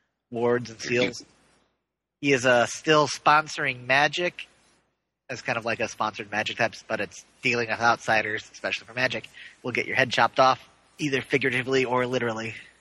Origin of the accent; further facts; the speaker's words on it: Ireland; Well, I am Irish.